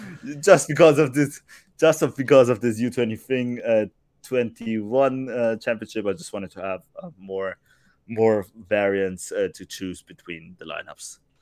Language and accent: English; Germany; I was brought up in Germany, obviously, and, uh, and that's my home country in a way as well